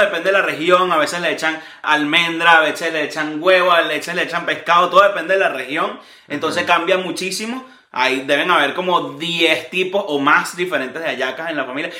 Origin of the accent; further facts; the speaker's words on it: Venezuela; now in United States; en Venezuela es muy característico de nosotros